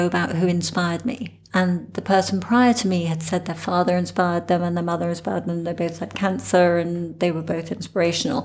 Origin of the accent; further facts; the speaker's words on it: England, United Kingdom; moved away as an adult; I'm English. So, been here for 12 years